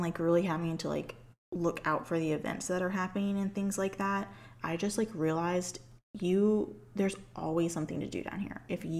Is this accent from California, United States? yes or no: no; St. Petersburg, Florida, United States; born or raised there